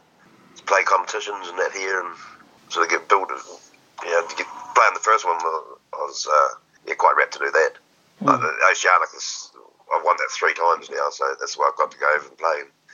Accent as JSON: {"language": "English", "country": "New Zealand"}